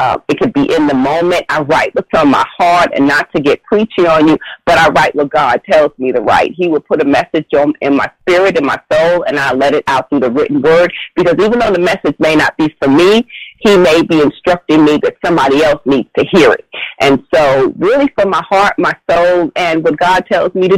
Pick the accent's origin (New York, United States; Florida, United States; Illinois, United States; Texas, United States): New York, United States; New York City; Growing up in Brooklyn, you know, our apartments weren't large or long or big or anything